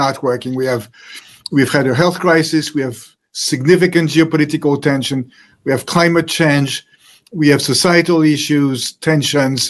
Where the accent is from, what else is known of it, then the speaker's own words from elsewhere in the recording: France; moved away; So I was born in France, century, and I grew up in a happy family. I had three brothers, studied in France